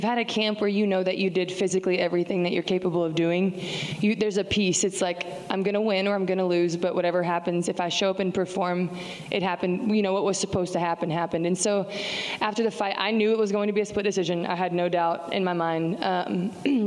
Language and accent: English; Texas, United States; I'm a Texan. Like, you cut me open and I bleed little Lone Stars.